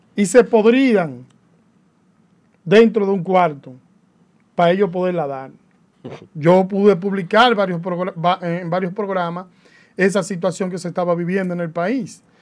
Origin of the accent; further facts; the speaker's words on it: Dominican Republic; Me siento más dominicano que nunca hoy.